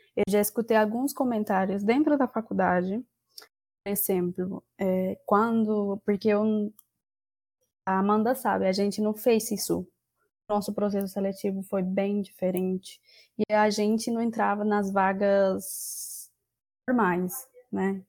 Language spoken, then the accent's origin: Portuguese; Peru; Portuguese is a second language; moved away as an adult; now in Catalão, Brazil; eu sou peruana